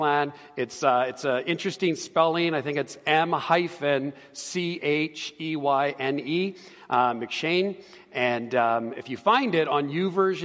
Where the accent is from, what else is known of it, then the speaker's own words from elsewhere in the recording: Edmonton, Alberta, Canada; also born or lived in Calgary / Ontario; I was born and raised here in Edmonton.